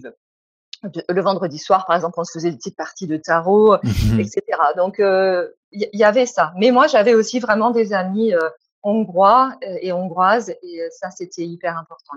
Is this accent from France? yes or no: yes; France; moved away as an adult; also born or lived in Hungary; je suis française ou je suis hongroise et quelle part de moi est française et quelle part de moi est hongroise